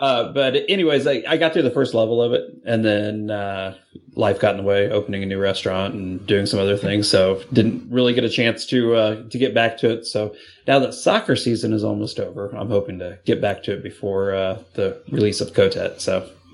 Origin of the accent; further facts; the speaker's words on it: Greenfield, Indiana, United States; Greenfield, just outside of Indianapolis